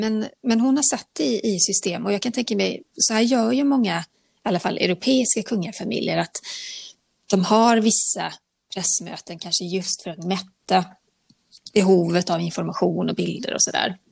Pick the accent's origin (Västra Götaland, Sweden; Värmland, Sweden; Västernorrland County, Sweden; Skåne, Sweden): Västra Götaland, Sweden; Borås; jag är inte född i Borås, men jag är uppvuxen delvis i, i Borås